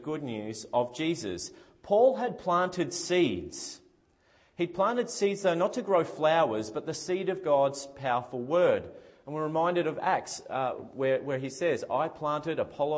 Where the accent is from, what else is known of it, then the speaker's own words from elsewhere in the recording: Victoria, Australia; at my house where I grew up in Victoria, when I was growing up